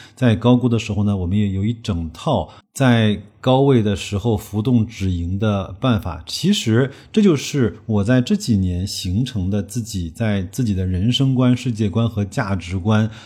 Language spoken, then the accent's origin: Chinese; China; 我们中国人